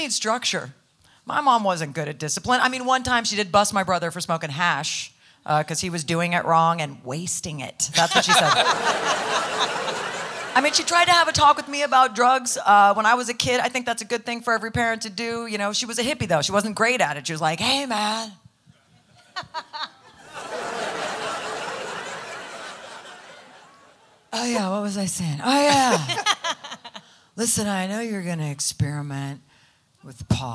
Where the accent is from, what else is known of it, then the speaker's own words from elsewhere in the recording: California, United States; I grew up in California